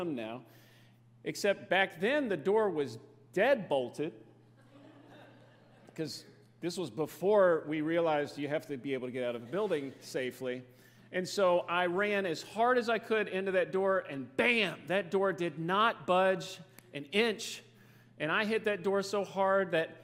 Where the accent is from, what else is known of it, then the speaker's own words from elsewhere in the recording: Fairdale, Kentucky, United States; now in Dallas-Fort Worth, United States; we live in the Dallas-Fort Worth, Texas area now, but I grew up right here in Fairdale